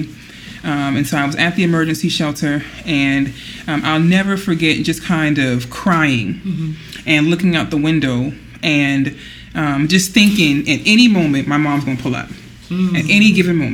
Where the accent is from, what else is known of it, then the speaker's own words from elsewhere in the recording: Charleston, South Carolina, United States; born and raised in Charleston, South Carolina.